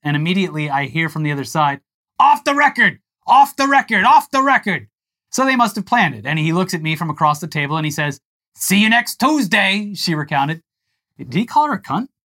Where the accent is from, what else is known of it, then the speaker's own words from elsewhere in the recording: Florida, United States; moved away; I grew up in Florida